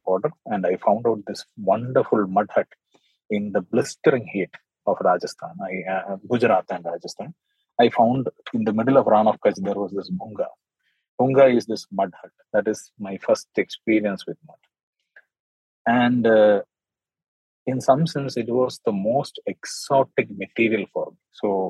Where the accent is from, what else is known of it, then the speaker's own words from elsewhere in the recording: Dubai, United Arab Emirates; I was born in Dubai and I was raised as a particular city child.